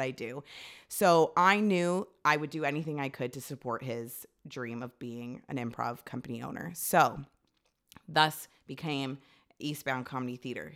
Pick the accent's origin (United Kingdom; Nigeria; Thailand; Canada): Canada; Toronto, Ontario; also born or lived in Ajax; I lived in Scarborough, like, near, I guess it was Toronto, but near our high school